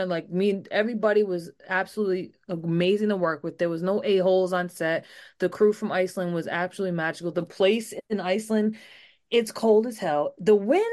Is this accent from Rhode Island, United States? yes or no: yes; Rhode Island, United States; growing up in Rhode Island, I will say I had a lot of training for the nor'easters that we get